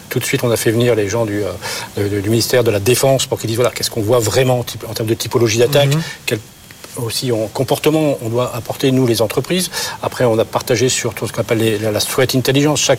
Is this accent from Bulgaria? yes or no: no; France; Non, on est français, on peut dire, on a la meilleure technologie du monde.